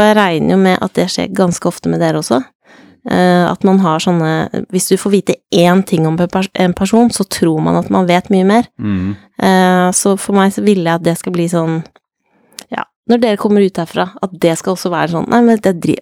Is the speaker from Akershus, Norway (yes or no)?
yes; Jessheim, Akershus, Norway; jeg er fra Jessheim